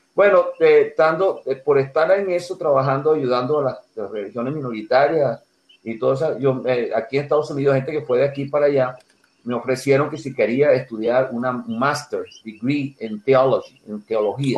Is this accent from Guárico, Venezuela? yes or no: yes; Altagracia de Orituco, Guárico, Venezuela; also born or lived in Tucupido, Guárico, Venezuela; now in United States; nací en un pueblito que llaman Tucupido al Llano, pero me crié en otro pueblito que llaman Altagracia Orituco, es en el centro de Venezuela